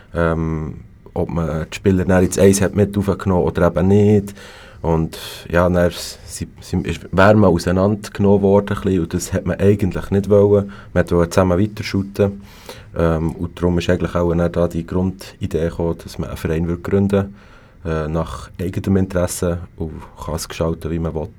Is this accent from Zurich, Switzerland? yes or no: no; Bern, Switzerland; komme eben von Bern